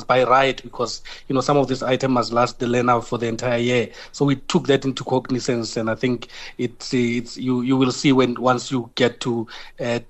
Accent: South Africa; who we are as South African.

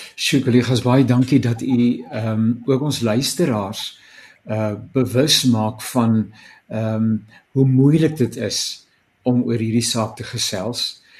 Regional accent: South Africa; ek as Suid-Afrikaner gebore is

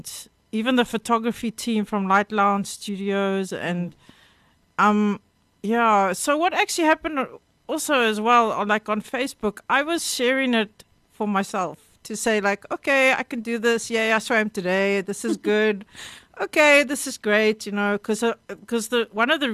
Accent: Cape Town, Western Cape, South Africa; I grew up in Rondebosch.

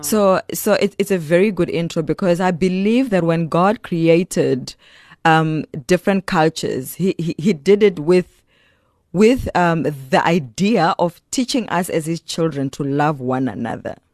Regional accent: Giyani, Limpopo, South Africa; also born or lived in Pretoria; now in Cape Town, South Africa; I mean, I'm in Cape Town. Originally, I'm from Giyani in Limpopo province.

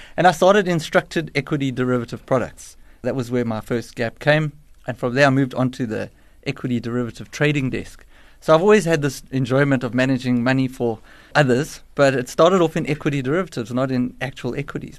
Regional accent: Johannesburg, Gauteng, South Africa; I'm a Joburg born and bred

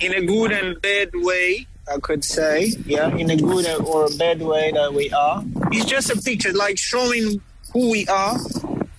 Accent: Angola; first language Kikongo; English is a second language; also born or lived in Uíge, Angola / Luanda, Angola; Kikongo is my mother tongue. It's actually the first language I've heard when I was born, obviously. But since I grew up between Wij and Luanda, Wij is it's actually in the northern Angola

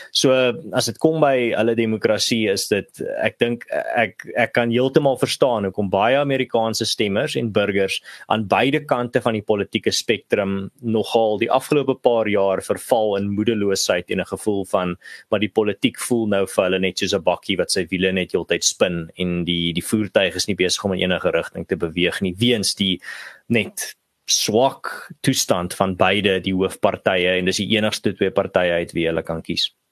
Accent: South Africa; Ons as Suid-Afrikaners

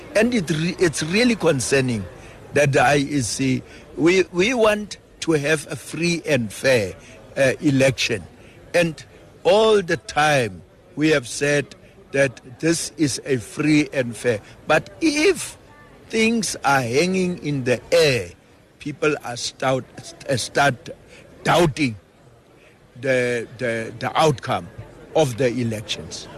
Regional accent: Free State, South Africa; I'm from the Free State

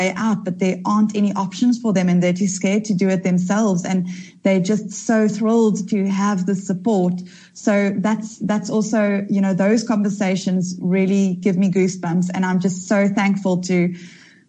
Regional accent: Durban, KwaZulu-Natal, South Africa; I was raised in Durban from early days.

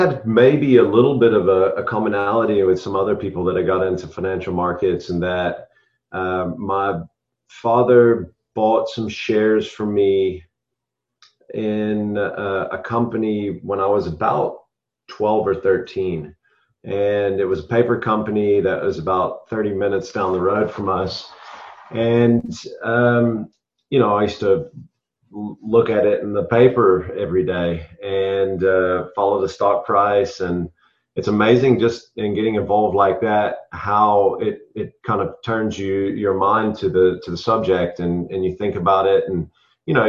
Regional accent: United States; moved away as an adult; also born or lived in South Africa; now in Savannah, United States; I was born and raised in America

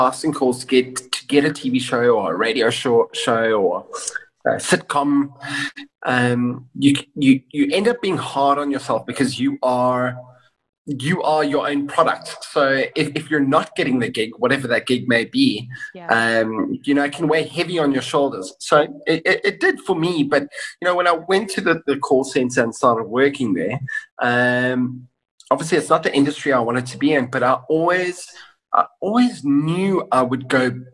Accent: Kenton-on-Sea, Eastern Cape, South Africa; moved away as an adult; also born or lived in Johannesburg; I grew up in Kenton-on-Sea

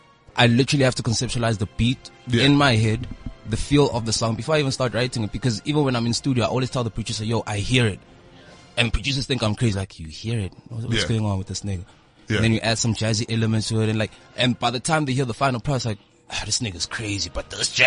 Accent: Soweto, Gauteng, South Africa; I'm from Soweto.

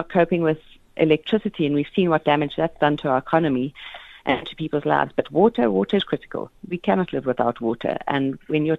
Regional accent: South Africa; as a South African public

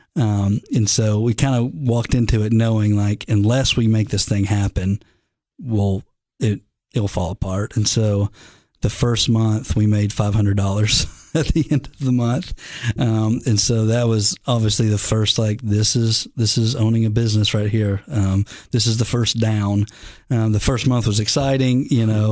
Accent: the South, United States; I'm from the South.

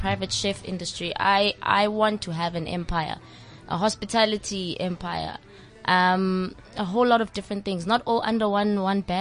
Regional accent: Johannesburg, Gauteng, South Africa; we're girls from Diepkloof, you know, and our parents worked their butts off to put us in those schools

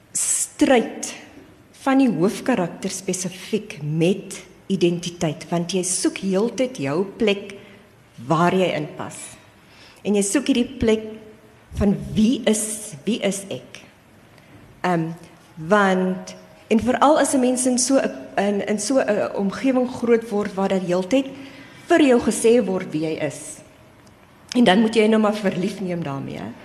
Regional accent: Cape Town, Western Cape, South Africa; Ek is self gebore in die Ooskaap. En ek was klein toe ons Kaap toe getrek het.

